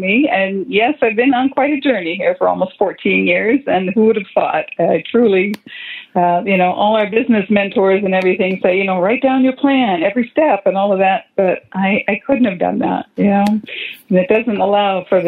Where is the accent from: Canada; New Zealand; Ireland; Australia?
Canada; moved away as an adult; now in United States; as a Canadian girl, I grew up my whole life drinking tea